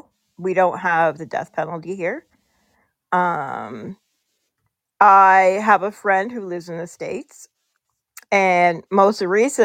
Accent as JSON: {"language": "English", "country": "Canada", "said": "we're Canadian"}